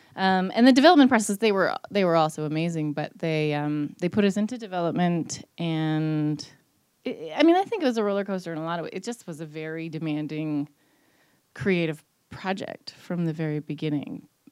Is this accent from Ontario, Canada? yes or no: no; Newfoundland and Labrador, Canada; I'm, I'm a Newfoundlander